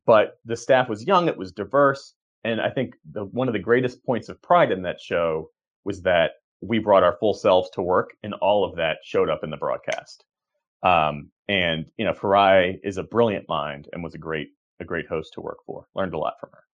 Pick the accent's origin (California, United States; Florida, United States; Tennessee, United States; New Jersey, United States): New Jersey, United States; Voorhees; I grew up outside of Philadelphia, uh, in Sou-, South Jersey, Voorhees, New Jersey